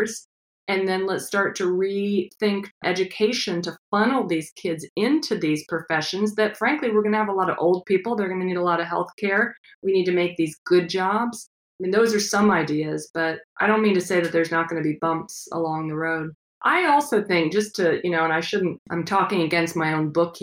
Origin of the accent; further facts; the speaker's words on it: Midwest, United States; I grew up in the Midwest